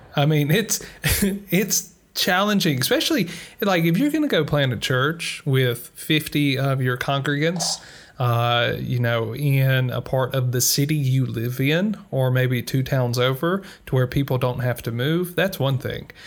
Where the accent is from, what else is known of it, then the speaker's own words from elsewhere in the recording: United States; moved away; speaking as an American who is living outside of America